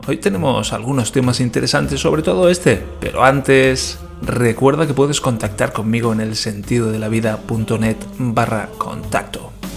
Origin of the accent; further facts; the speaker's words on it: Spain; now in Germany; en España decimos